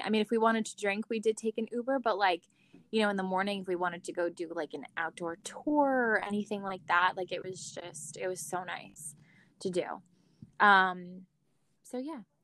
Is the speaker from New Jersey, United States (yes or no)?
yes; New Jersey, United States; we're from New Jersey